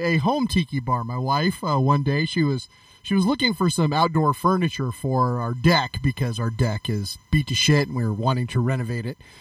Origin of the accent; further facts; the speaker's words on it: California, United States; I grew up in California